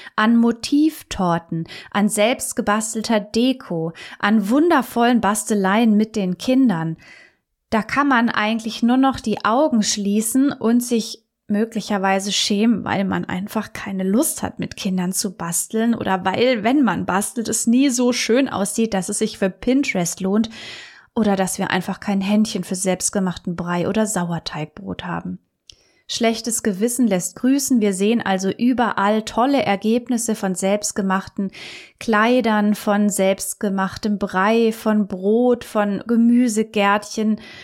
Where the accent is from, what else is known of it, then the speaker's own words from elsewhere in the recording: Germany; hier bei uns in Deutschland